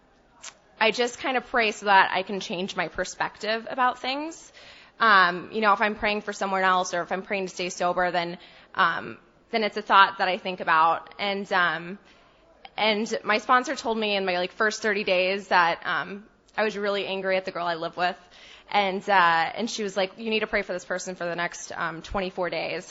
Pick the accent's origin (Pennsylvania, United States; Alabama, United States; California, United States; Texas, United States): Texas, United States; moved away; also born or lived in Boston; I'm from Texas